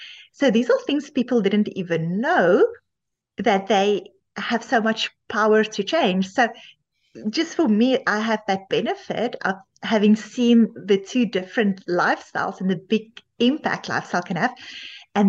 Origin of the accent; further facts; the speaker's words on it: South Africa; moved away as an adult; now in Canada; I initially also studied medicine in South Africa